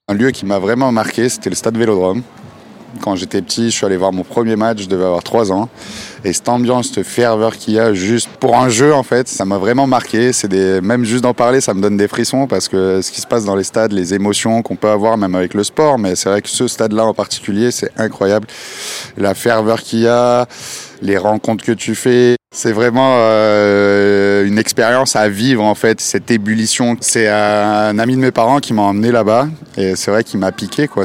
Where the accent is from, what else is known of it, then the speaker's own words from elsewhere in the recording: Saint-Tropez, Provence-Alpes-Côte d'Azur, France; moved away; quand je retourne dans ma ville natale, à Saint-Tropez